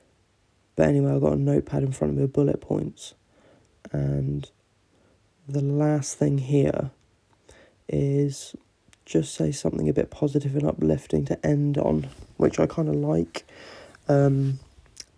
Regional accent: England, United Kingdom; I'm English

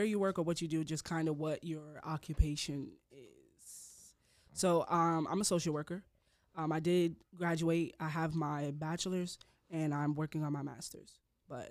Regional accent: New York, United States; moved away; I'm from New York, so you know when I was in college, I used to go to New York every summer just to work

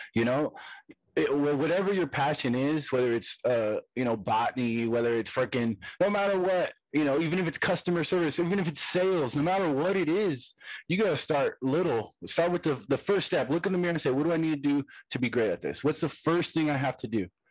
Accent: Hesperia, California, United States; I'm from Stony Brook, I'm from Hesperia

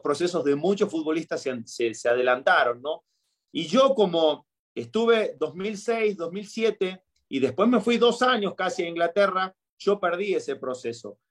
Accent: Argentina; moved away as an adult; now in Querétaro, Mexico; si bien yo tengo raíces argentinas, me crié y todo

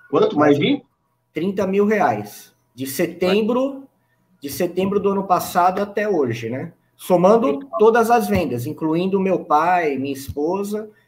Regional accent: São Paulo, Brazil; sou de São Paulo, São Paulo capital.

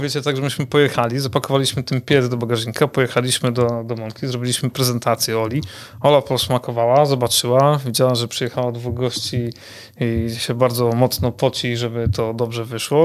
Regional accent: Kuyavian-Pomeranian Voivodeship, Poland; jako mieszkaniec e, tego regionu

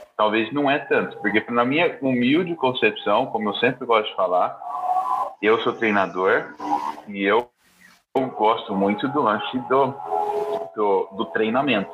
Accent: Bauru, São Paulo, Brazil; minha cidade natal, é, Bauru, interior de São uhum. Paulo

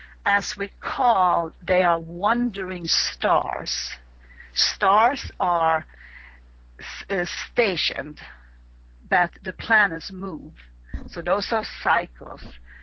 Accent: Sweden; accent: Swedish; English is a second language; you have to learn the language of astrology as if you would learn Swedish, if you hear my little accent that I have left.

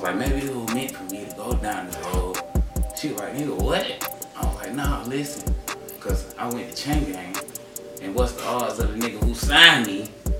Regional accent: Gainesville, Georgia, United States; also born or lived in Africa; Well, you know, I was born in Gainesville, Georgia. You know what I'm saying? North Georgia, Northeast Georgia, be exact. My mama from Gainesville. My daddy from Africa. So, you know what I'm saying? I grew up in both places.

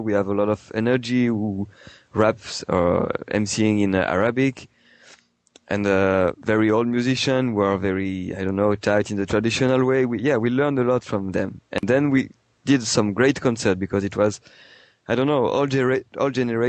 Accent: France; also born or lived in Marseille; I come from the Alps in France, like the Italian border, and then I moved to Marseille. I mean, my background is French, basically.

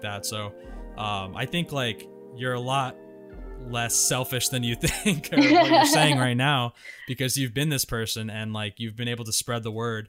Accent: Milford, Connecticut, United States; growing up in Connecticut

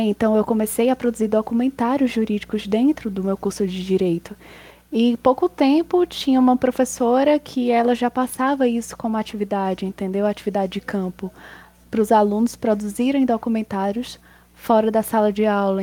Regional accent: Potengi, Ceará, Brazil; eu comecei com um grupo de teatro na minha cidade, eu sou de Potengi. Eu tinha 9 anos

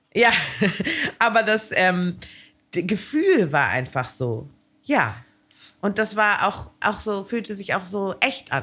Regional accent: Hamburg, Germany; ich komme ja nun aus Hamburg

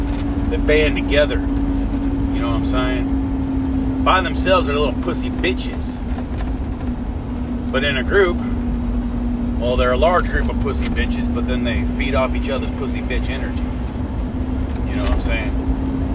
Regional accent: United States; as an American

